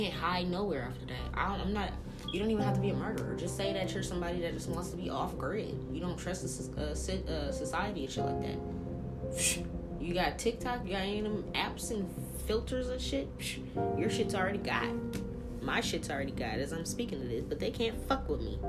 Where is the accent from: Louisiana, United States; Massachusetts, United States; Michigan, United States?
Louisiana, United States; New Orleans; moved away; I'm from New Orleans. My entire family on both mom and dad's side is from New Orleans